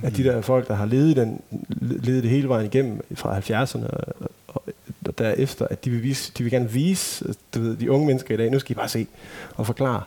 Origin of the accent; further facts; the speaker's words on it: Ikast, Central Denmark Region, Denmark; jeg voksede op med de live-koncerter, jeg tog til, det var sådan, sådan akustiske ting i sådan et kulturhus i Ikast, hvor jeg kommer fra